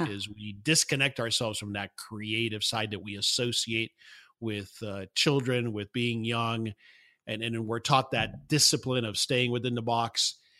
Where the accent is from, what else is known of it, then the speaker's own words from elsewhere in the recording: South Florida, United States; moved away; I grew up in South Florida